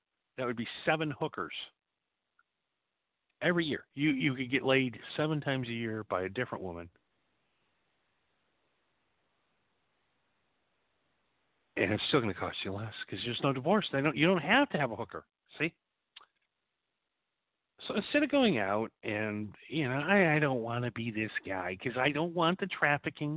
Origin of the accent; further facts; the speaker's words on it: Wisconsin, United States; When I grew up in Wisconsin